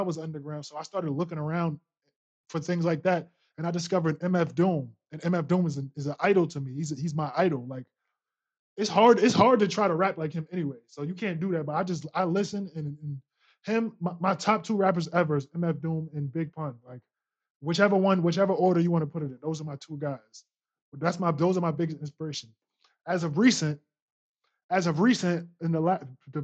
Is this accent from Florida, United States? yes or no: no; New York City, New York, United States; I'm from, born and raised in Queens, New York, Long Island City